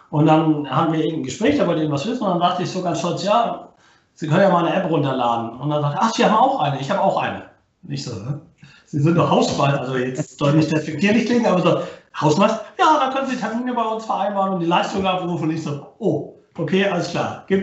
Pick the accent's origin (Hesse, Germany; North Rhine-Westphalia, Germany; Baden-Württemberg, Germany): Baden-Württemberg, Germany; born there; ich komme gebürtig nicht aus Rostock, äh, bin geboren im Schwabenland, also auch ein Schwabe